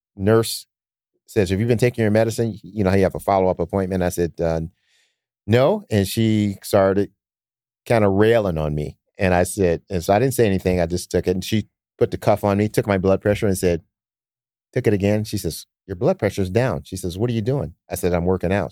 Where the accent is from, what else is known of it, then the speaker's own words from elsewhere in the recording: Detroit, Michigan, United States; now in Sacramento, United States; I grew up in Detroit in the cold